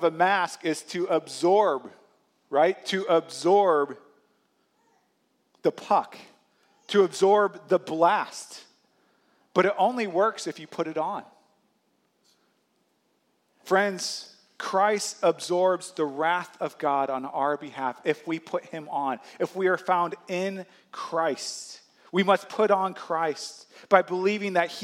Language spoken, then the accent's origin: English; St. Louis, Missouri, United States; When I was a kid, I grew up in St. Louis